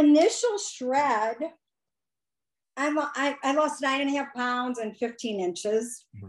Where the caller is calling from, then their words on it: Stoughton, Wisconsin, United States; I'm calling from Stoughton, Wisconsin. It's a little Norwegian town, and we love to say ufta.